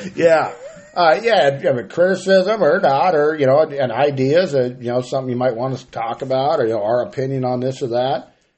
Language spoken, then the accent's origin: English; Grass Valley, California, United States; now in Gridley, United States; I moved to Gridley for duck hunting. You know, I'm from Grass Valley